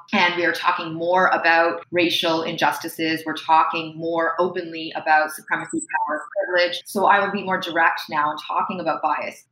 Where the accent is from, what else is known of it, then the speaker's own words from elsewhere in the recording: Toronto, Ontario, Canada; accent: Canadian; me and my siblings were born in Toronto, Canada. It's where I've primarily lived